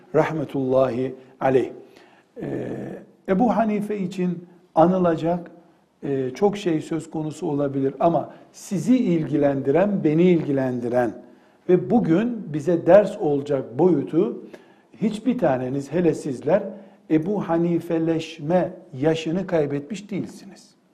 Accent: Black Sea Region, Turkey; Ben Karadenizliyim.

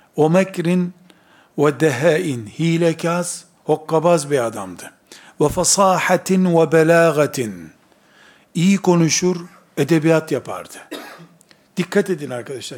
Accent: Black Sea Region, Turkey; accent: Black Sea dialect; Bizim Karadeniz lehçesinde

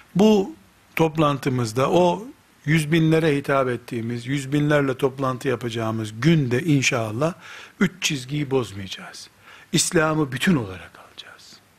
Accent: Black Sea Region, Turkey; Karadeniz çocuğu olduğumuzu

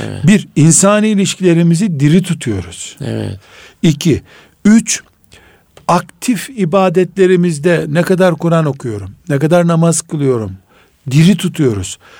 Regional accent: Black Sea Region, Turkey; ben Karadeniz adamıyım

